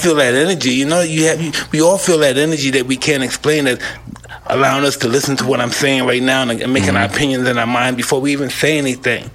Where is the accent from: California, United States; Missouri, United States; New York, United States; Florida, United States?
New York, United States; New York City; moved away; I came from Brownsville.